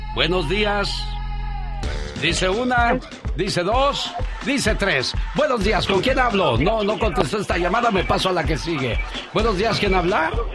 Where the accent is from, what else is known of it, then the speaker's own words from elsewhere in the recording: Nochistlán, Zacatecas, Mexico; moved away; un día salí de Nochistlán, Zacatecas, pero Nochistlán, Zacatecas nunca salió de mí